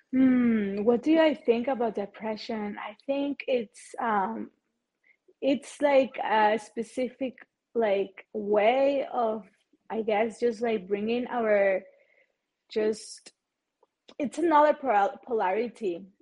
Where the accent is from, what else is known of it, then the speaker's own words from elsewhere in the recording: Chihuahua, Mexico; English is a second language; I am originally from Chihuahua, Mexico